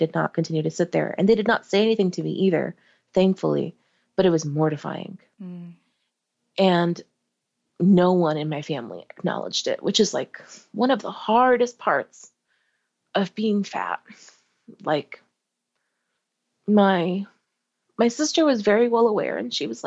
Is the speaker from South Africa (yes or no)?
no; New Jersey, United States; we're from Jersey and we don't really go up to New York that often as a family